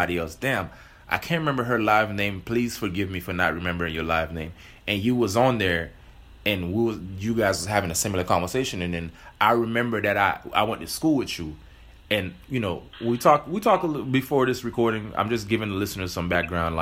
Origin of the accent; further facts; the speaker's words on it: Miami, Florida, United States; I grew up in Miami